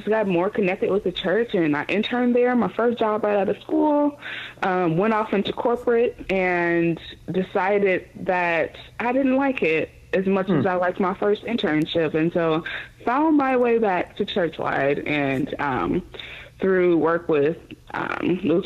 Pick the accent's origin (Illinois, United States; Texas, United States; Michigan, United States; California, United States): Illinois, United States; Chicago; I'm born and raised in Chicago, Illinois